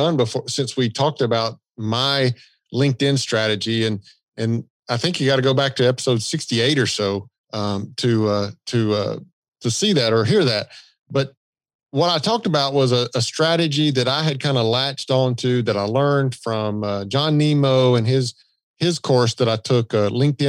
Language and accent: English; the South, United States; accent: Southern; I've got a Southern accent